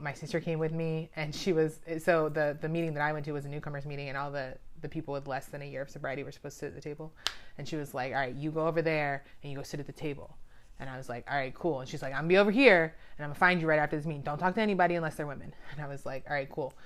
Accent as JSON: {"language": "English", "town": "Daytona Beach", "region": "Florida", "country": "United States", "tie": "born or raised there", "also_born_or_lived": "Gainesville, Florida / Tampa, Saint Petersburg area", "moved": "as an adult", "lives_now": "Baltimore, United States", "said": "I grew up in Daytona Beach, Florida"}